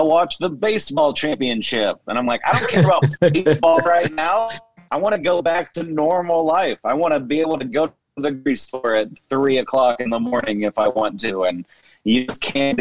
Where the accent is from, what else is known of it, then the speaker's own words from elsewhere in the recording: Kansas City, Missouri, United States; I'm from Kansas City, Missouri